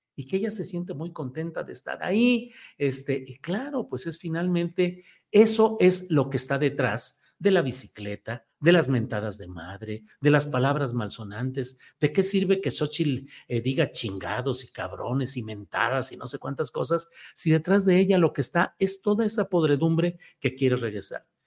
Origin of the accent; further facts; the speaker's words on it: La Laguna, Mexico; Ahí somos paisanos, somos laguneros